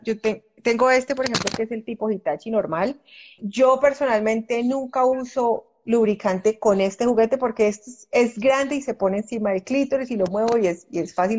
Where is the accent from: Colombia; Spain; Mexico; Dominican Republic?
Colombia; A nosotras, usualmente a las mujeres que crecimos o que hemos crecido en, culturas como la colombiana